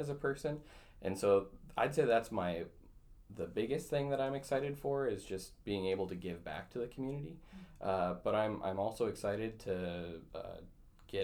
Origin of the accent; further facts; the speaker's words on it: Battle Lake, Minnesota, United States; also born or lived in Twin Cities, Minnesota / Duluth, Minnesota / Rochester, Minnesota; I grew up in Battle Lake, Minnesota, born and raised, went there K through 12